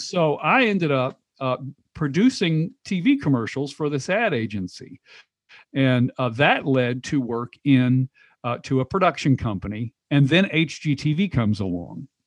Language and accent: English; Knoxville, Tennessee, United States; moved away as an adult; also born or lived in Texas; I'm from Knoxville, but I moved to Texas